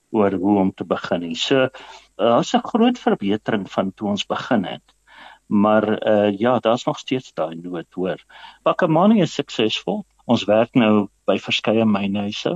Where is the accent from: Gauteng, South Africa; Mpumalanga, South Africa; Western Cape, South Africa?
Mpumalanga, South Africa; Eastern Transvaal; Ek is maar uit die ou Oos-Transvaal uit in Mpumalanga.